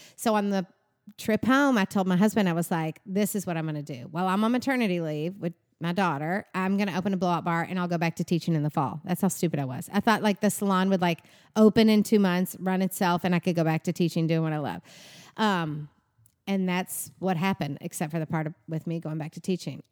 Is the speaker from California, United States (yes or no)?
no; Bowling Green, Kentucky, United States; moved away as an adult; now in Nashville, United States; I'm from Bowling Green, Kentucky